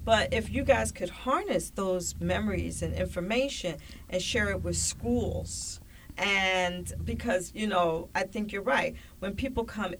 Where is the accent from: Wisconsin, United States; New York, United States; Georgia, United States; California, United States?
New York, United States; New York City; I grew up in the Bronx